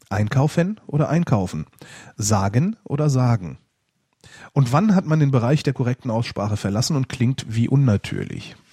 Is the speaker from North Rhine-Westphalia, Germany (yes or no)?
yes; Cologne, North Rhine-Westphalia, Germany; klingt's verschleife ich als Kölner vielleicht ganz anders als ein Bayer das klingt's verschleift.